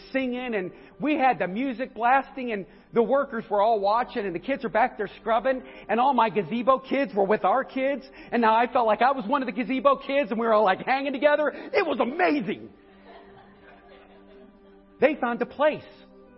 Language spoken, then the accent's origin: English; northeastern Ohio, United States; I'm from up in northeastern Ohio.